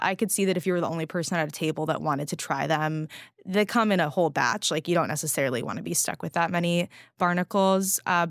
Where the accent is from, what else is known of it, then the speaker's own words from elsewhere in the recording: California, United States; I'm a Californian